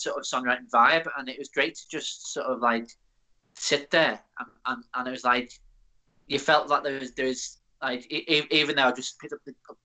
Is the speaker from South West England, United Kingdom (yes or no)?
no; near Liverpool, North West England, United Kingdom; I'm from near Liverpool